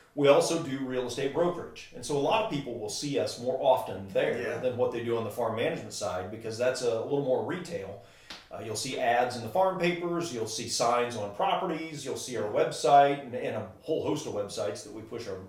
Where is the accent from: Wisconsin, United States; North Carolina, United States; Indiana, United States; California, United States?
Indiana, United States; Wabash; I grew up in Wabash